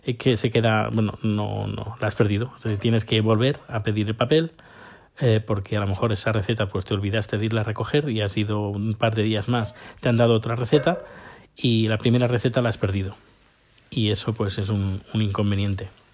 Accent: Spain; moved away; yo hace casi 10 años que salí de, de la península ibérica

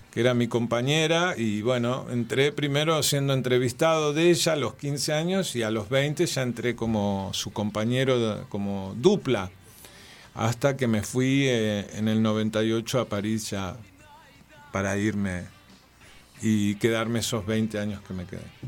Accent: Villa El Chocón, Neuquén, Argentina; nací en el Chocón

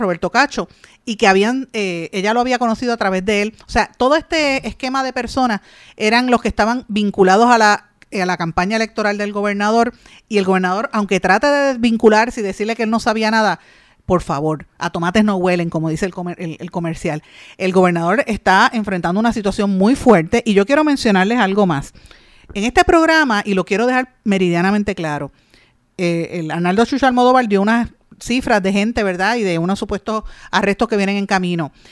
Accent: Guaynabo, Puerto Rico; yo soy de Guainabo, en mi pueblo de Guainabo

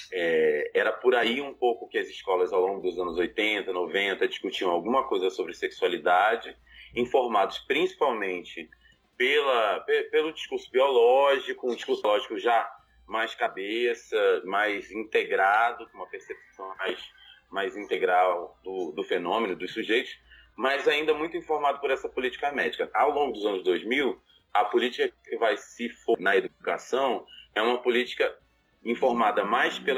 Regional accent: Rio de Janeiro, Brazil; eu sou carioca

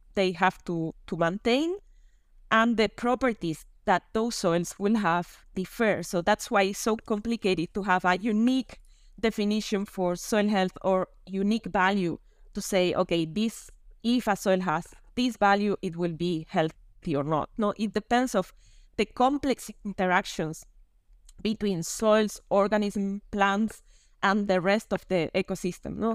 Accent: Canary Islands, Spain; now in Rome, Italy; I'm from Spain, from the Canary Islands, and now living in Rome.

